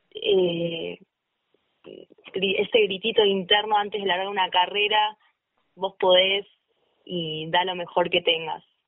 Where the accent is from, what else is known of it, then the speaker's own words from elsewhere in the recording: Vicente López, Buenos Aires Province, Argentina; moved away as an adult; now in San Carlos de Bariloche, Argentina; yo nací en la provincia de Buenos Aires, en Vicente López, y hace un año y muy poquitos meses me vine a vivir a San Carlos de Bailoche, Río Negro.